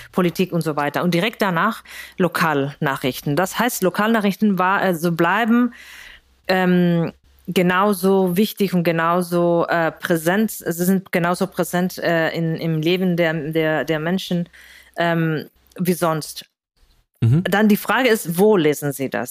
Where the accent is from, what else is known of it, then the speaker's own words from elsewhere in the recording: Spain; German is a second language; moved away as an adult; also born or lived in Greece; now in Berlin, Germany; ich komme aus Spanien